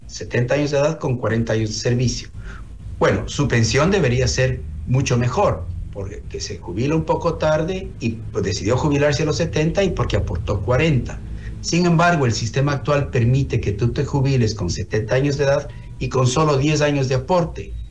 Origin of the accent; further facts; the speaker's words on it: Ecuador; como ecuatorianos